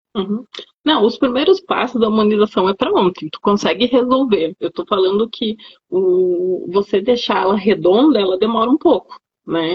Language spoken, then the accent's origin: Portuguese; Rio Grande do Sul, Brazil; eu sou gaúcha, então era lá no Rio Grande do Sul